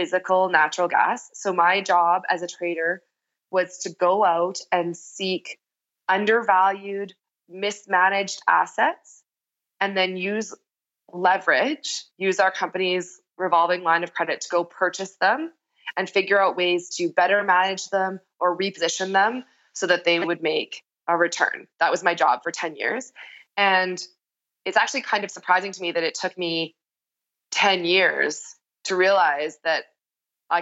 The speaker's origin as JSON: {"language": "English", "town": "Medicine Hat", "region": "Alberta", "country": "Canada", "moved": "as an adult", "lives_now": "Calgary, Canada", "said": "I'm from Medicine Hat"}